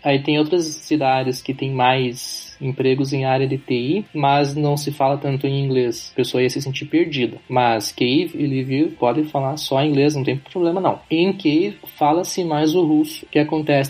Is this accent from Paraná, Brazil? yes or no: yes; Curitiba, Paraná, Brazil; accent: sotaque do sul; moved away as an adult; also born or lived in Rio de Janeiro, Brazil; now in Kyiv, Ukraine; sou natural de Curitiba, Paraná e sou descendente de ucranianos. Moro em Kiev, na capital da Ucrânia